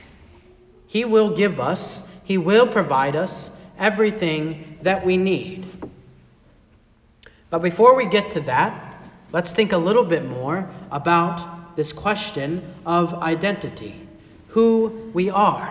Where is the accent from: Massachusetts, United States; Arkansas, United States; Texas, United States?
Arkansas, United States; moved away as an adult; also born or lived in Chicago, Illinois / Fort Wayne, Indiana / Pennsylvania; I grew up in Arkansas